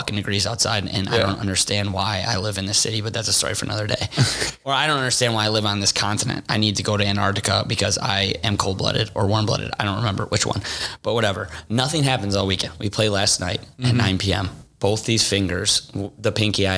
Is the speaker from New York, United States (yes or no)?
no; Forest Park, Illinois, United States; I'm from Forest Park, too.